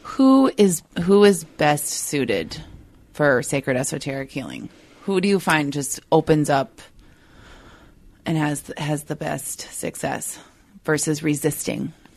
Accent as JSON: {"language": "English", "region": "Minnesota", "country": "United States", "accent": "Minnesota", "said": "my Minnesota accent"}